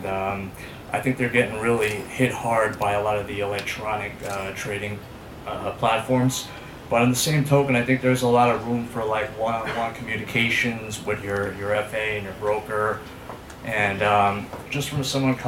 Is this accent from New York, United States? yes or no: yes; New York City, New York, United States; I'm from Staten Island